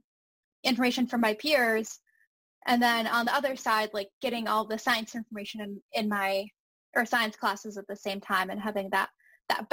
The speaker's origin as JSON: {"language": "English", "region": "Northeast", "country": "United States", "tie": "born or raised there", "said": "someone growing up in the Northeast"}